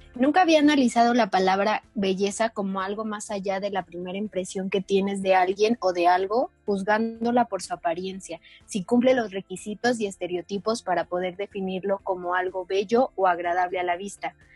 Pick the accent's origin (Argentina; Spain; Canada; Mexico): Mexico; de México